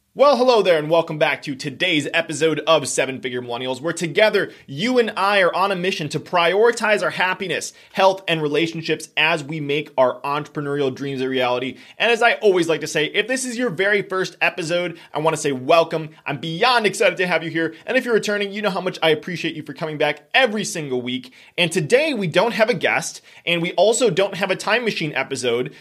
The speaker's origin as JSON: {"language": "English", "region": "Wisconsin", "country": "United States", "said": "we are from Wisconsin"}